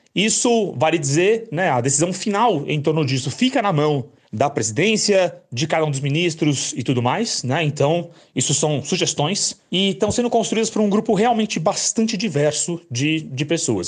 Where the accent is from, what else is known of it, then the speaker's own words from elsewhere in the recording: São Paulo, Brazil; eu sou de São Paulo